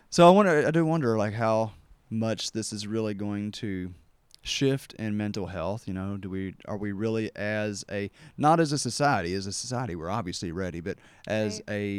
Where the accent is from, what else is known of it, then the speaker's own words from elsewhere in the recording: Kentucky, United States; growing up in Kentucky